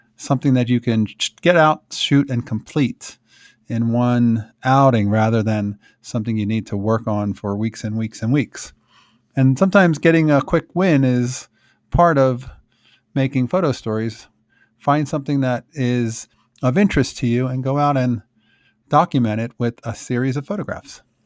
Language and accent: English; Philadelphia, Pennsylvania, United States; also born or lived in South Jersey, New Jersey; now in Colorado, United States; where I grew up in Philadelphia and South Jersey